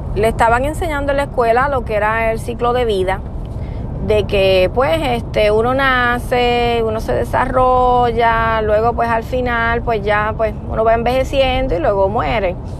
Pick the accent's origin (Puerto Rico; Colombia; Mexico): Puerto Rico; yo soy de Puerto Rico